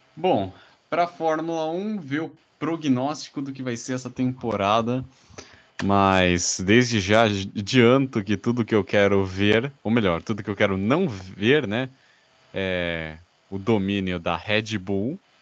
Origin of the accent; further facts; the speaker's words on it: Brazil; nós como brasileiros